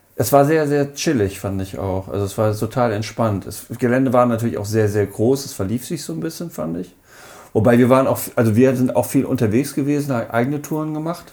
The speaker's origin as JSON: {"language": "German", "town": "Hanover", "region": "Lower Saxony", "country": "Germany", "said": "ich komme aus Hannover"}